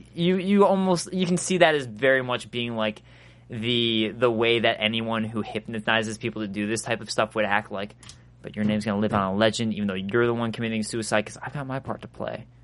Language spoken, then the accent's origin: English; Chicago, Illinois, United States; I'm from Chicago